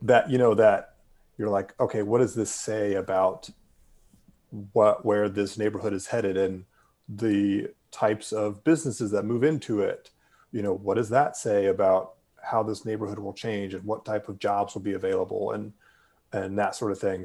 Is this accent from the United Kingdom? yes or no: no; Durham, North Carolina, United States; my hometown and your longtime home of Durham